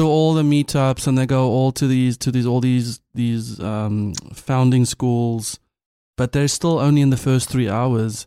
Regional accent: South Africa; as a South African

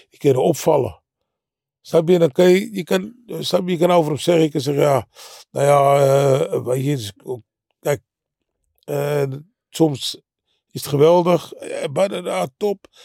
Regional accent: Netherlands; Maar als hij tegen, weet ik van wat, vocht tegen Rudy Lubbers in Jakarta, daar vonden wij dat als Nederlanders leuk om te zien.

